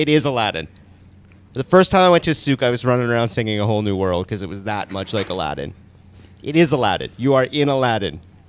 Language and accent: English; Canada